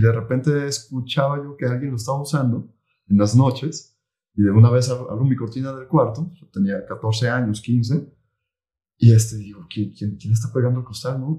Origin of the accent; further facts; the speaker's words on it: Tala, Jalisco, Mexico; moved away as an adult; now in Guadalajara, Mexico; yo soy de Tala. Tala es una ciudad aquí, ciudad eh, pequeña, cerca de, Guadalajara, 50 kilómetros. Y ahí nací, ahí crecí, y luego me vine a estudiar la universidad para acá.